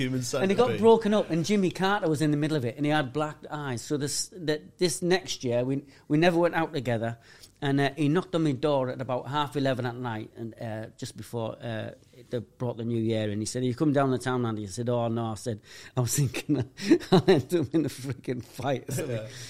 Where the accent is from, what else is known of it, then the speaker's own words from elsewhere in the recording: Middlesbrough, North East England, United Kingdom; moved away as an adult; I'm from Middlesbrough.